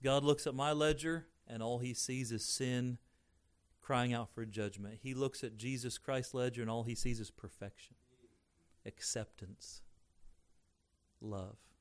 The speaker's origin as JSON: {"language": "English", "country": "United States", "tie": "born or raised there", "said": "I'm American inside and out, and I, I'm thankful to be born here"}